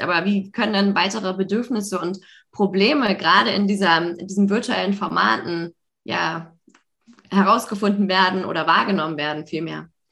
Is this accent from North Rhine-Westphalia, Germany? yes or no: no; Hamburg, Germany; ich komme auch aus Hamburg